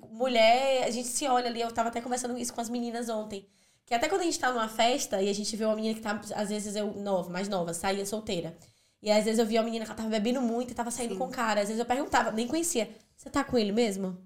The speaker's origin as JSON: {"language": "Portuguese", "country": "Brazil", "moved": "yes", "lives_now": "Ireland", "said": "enquanto brasileiro"}